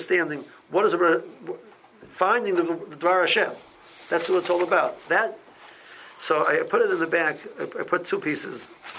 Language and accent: English; Silver Spring, Maryland, United States; and I knew Silver Spring, I'm from Silver Spring, I visited Silver Spring before